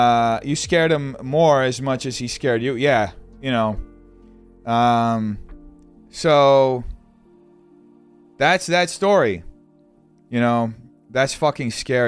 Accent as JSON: {"language": "English", "town": "Baltimore", "region": "Maryland", "country": "United States", "said": "Yeah, I'm from Baltimore and I visited LA last year."}